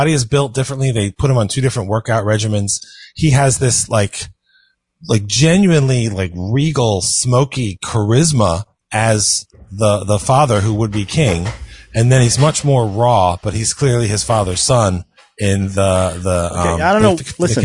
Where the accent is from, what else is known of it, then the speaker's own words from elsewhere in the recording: United States; being an American